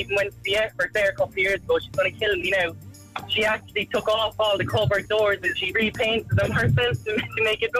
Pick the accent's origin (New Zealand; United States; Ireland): Ireland; Inishannon, Munster; For the first year of my life, we lived in my grandmother's house while they built our house out in Inishannon.